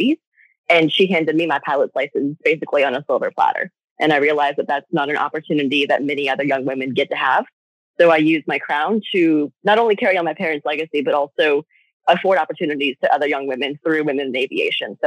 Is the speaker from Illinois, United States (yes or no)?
no; Arizona, United States; moved away as an adult; now in Blacksburg, United States; my home state of Arizona. I was born and raised there, although now I actually live in Virginia